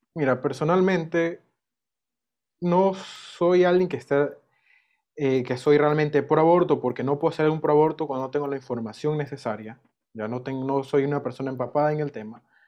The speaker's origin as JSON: {"language": "Spanish", "country": "Ecuador", "said": "Si te digo como ecuatoriano"}